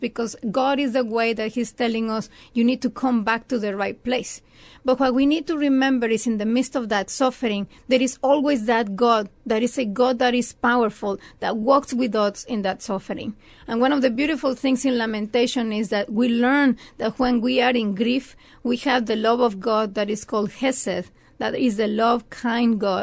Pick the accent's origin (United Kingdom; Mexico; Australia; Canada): Mexico; moved away as an adult; also born or lived in Ohio; now in San Antonio, United States; I'm from Mexico.